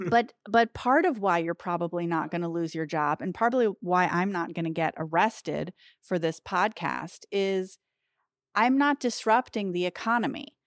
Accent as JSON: {"language": "English", "country": "United States", "said": "especially as American Jews"}